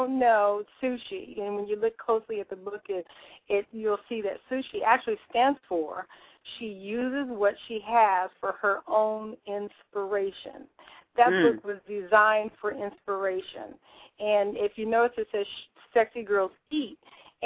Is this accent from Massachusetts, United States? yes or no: no; Southern California, United States; now in Northern California, United States; I was born and raised in Southern California